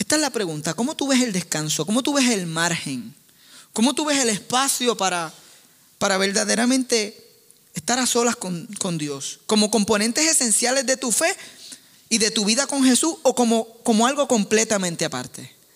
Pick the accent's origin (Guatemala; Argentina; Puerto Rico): Puerto Rico; soy puertorriqueño